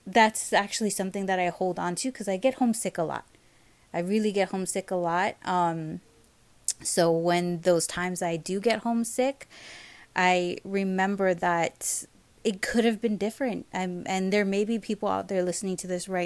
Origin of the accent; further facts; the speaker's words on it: Hawaii, United States; moved away as an adult; growing up in Hawaii